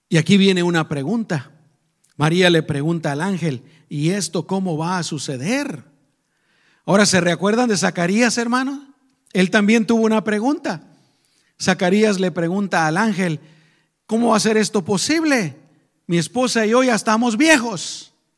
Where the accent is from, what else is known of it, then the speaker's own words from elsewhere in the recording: Guatemala; moved away; nosotros venimos de Guatemala